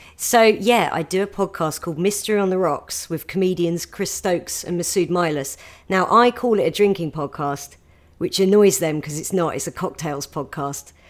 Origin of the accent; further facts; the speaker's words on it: a village near Gatwick, South East England, United Kingdom; I grew up in a village near Gatwick